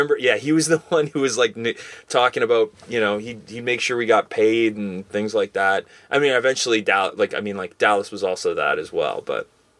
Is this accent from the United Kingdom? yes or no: yes; England, United Kingdom; I remember going there back in the day with we're over from England.